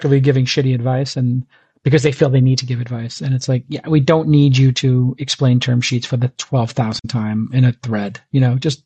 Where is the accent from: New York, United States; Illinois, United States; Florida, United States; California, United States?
New York, United States; New York City; growing up where I grew up in Brooklyn, Bay Ridge